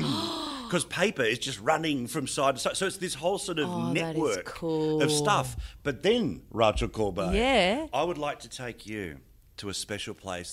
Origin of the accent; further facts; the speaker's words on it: Australia; But, of course, I'm little Aussie battler who doesn't get mentioned in the Parliament.